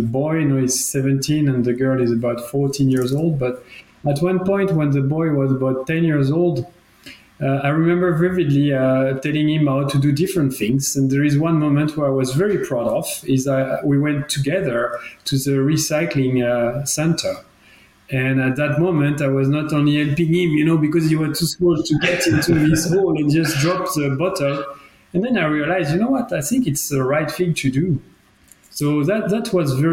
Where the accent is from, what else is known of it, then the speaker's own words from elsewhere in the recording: France; accent: French; English is a second language; moved away as an adult; now in Geneva, Switzerland; as you can understand from my accent, I'm from France. I've been always studying and being basically educated in France